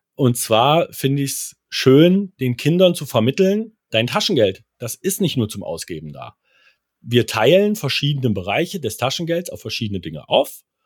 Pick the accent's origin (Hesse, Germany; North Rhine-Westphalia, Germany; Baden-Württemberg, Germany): Hesse, Germany; near Kassel; Ich komme aus der Nähe von Kassel